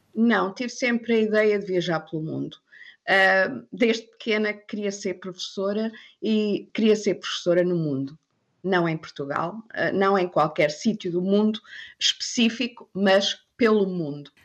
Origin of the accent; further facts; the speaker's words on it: South Africa; first language English; also born or lived in Angola / China / Thailand; now in Germany; Também falo africano porque cresci na África uhum. do Sul